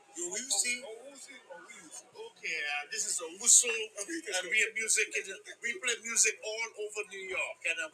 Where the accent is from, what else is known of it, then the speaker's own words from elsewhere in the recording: St. Vincent & Grenadines; I hail from St. Vincent and the Grenadines.